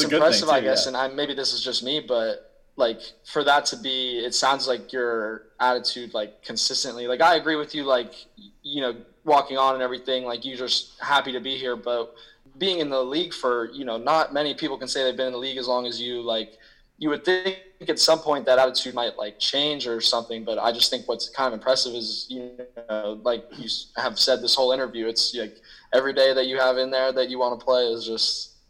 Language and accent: English; Columbus, Ohio, United States; Okay, I'm from Columbus